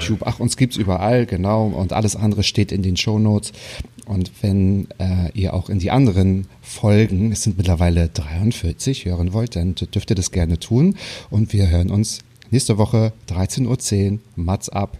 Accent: the North, Northern Germany, Germany; ich komme aus dem Norden

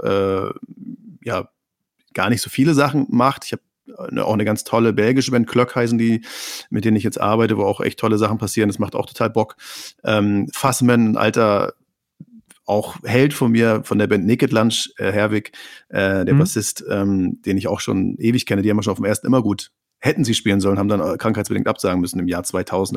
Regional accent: Neustrelitz, Mecklenburg-Vorpommern, Germany; wo ich herkomme aus einer Kleinstadt

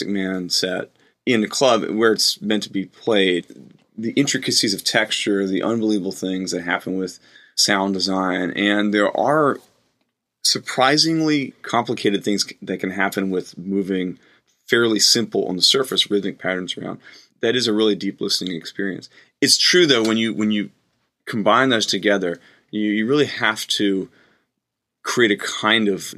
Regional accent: the South, United States; growing up in the South

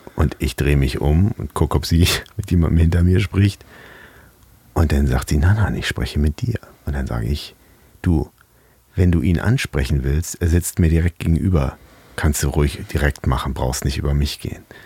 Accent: Hamburg, Germany; ich bin Hamburger

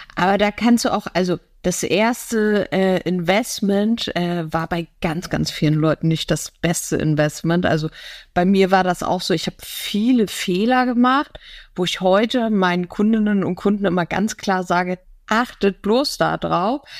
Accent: Hamburg, Germany; als Hamburger Dern

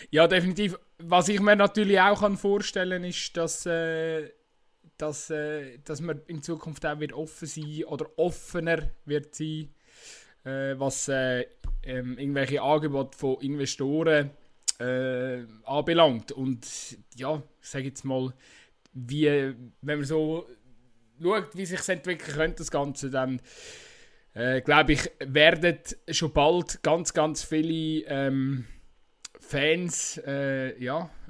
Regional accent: Switzerland; ich finde, man muss sich das irgendwie als äh, Schweizer Fußballfan auch einfach ein Stück weit bewusst sein

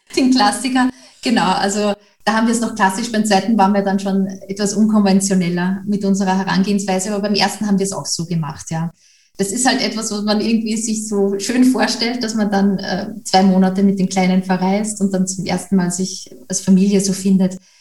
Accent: Austria; Ich komme ja aus Österreich

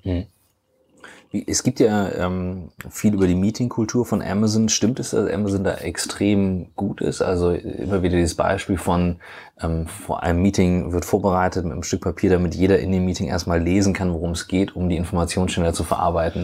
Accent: Kiel, Schleswig-Holstein, Germany; Wir kommen alle vier aus Kiel.

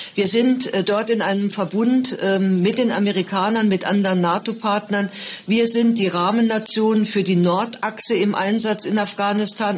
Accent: Saarland, Germany; als Saarländerin

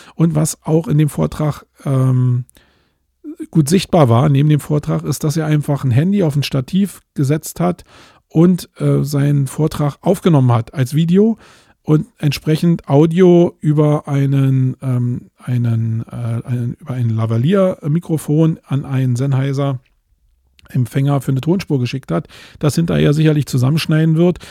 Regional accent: Germany; jetzt bin ich hier als Deutscher

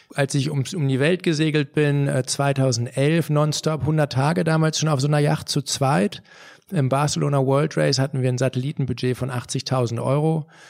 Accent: Germany; als Deutsche

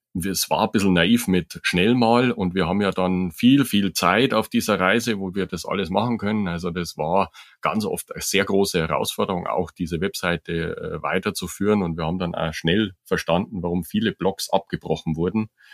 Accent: Germany; bei uns in Deutschland

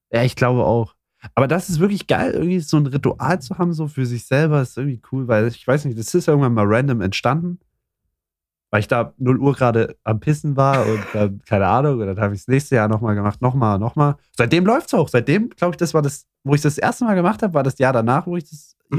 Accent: Saxony, Germany; ich komme aus Sachsen

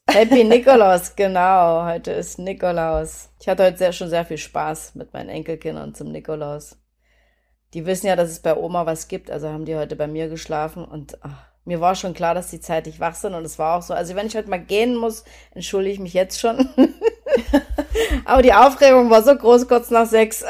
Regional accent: Germany; ich bin ja in der DDR geboren

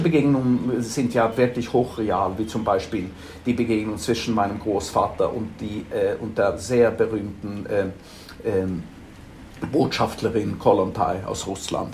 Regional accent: Stockholm, Stockholm County, Sweden; born or raised there; German is a second language; moved away as an adult; also born or lived in Frankfurt; now in London, United Kingdom

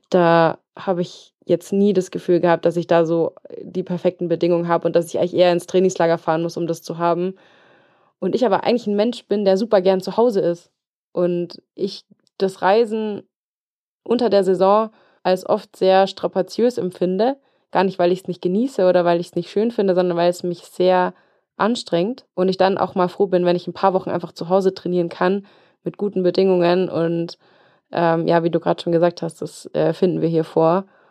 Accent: Regensburg, Bavaria, Germany; moved away as an adult; now in Allgäu, Germany; Regensburg, meine Heimat, ist schön und ich hänge auch sehr an Regensburg

